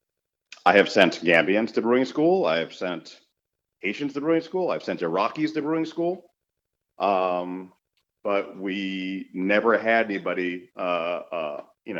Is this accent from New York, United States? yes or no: yes; New York City, New York, United States; also born or lived in England / France; I was raised here in New York City, Hollis, Queens, which is some of the furthest reaches of New York City before you reach the Long Island border